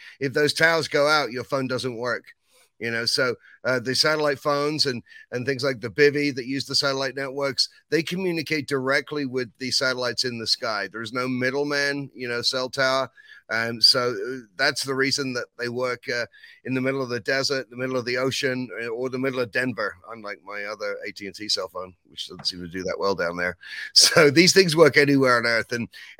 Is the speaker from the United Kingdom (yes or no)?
yes; England, United Kingdom; Well, you know, I mean, I came from England, and, you know, when it comes to England and America and taxes, I think there's a history there.